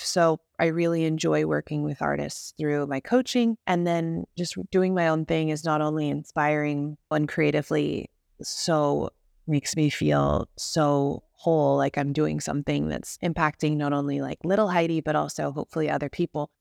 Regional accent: suburbs of Chicago, Illinois, United States; now in Los Angeles, United States; I grew up in the Midwest suburbs of Chicago

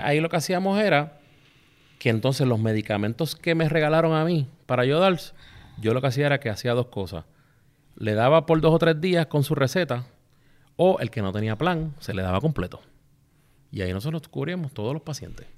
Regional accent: Vieques, Puerto Rico; yo soy de allí de Vieques

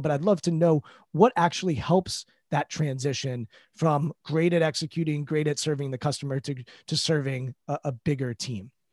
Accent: D.C., East Coast, United States; I grew up on the East Coast, uh, in, right outside Washington, D C

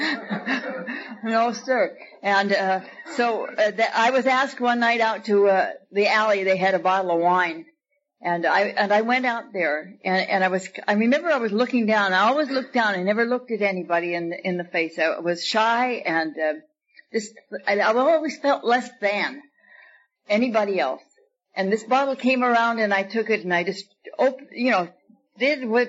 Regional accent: Victoria, British Columbia, Canada; now in Buena Park, United States; I was born in Victoria, British Columbia

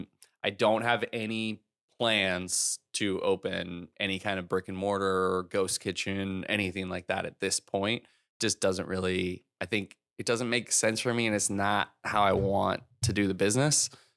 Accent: San Diego, California, United States; now in Los Angeles, United States; San Diego.

